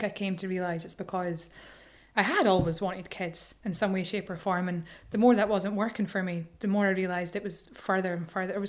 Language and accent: English; Edinburgh, Scotland, United Kingdom; now in Ireland; I'm from Edinburgh.